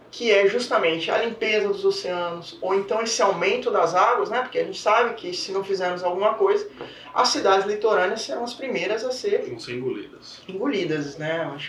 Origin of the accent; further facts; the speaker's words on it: Bahia, Brazil; Sou baiana, sou baiano.